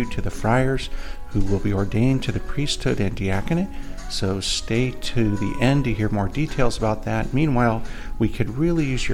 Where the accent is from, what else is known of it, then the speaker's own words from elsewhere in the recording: Indiana, United States; now in New York City, United States; I'm from Indiana